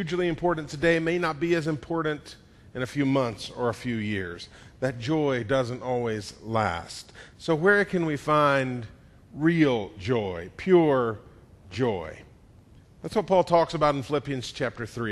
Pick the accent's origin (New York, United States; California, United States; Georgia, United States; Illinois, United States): Georgia, United States; Atlanta; I was born in 1969 in Atlanta.